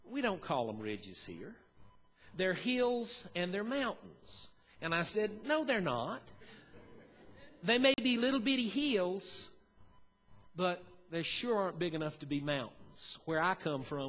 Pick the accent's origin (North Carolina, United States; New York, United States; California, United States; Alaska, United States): North Carolina, United States; Western; moved away as an adult; also born or lived in Banner Elk, North Carolina; now in Kingsport, United States; I grew up in Western North Carolina, and then I spent 17 years in Banner Elk